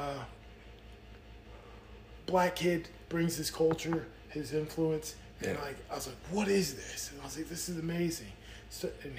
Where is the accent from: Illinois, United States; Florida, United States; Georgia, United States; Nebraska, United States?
Georgia, United States; Kings Bay; growing up down here in the South, I relate a little bit more with country music